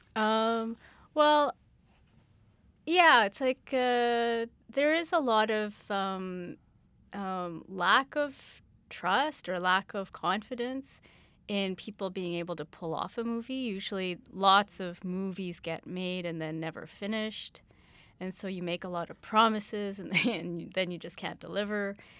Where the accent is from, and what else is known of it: Canada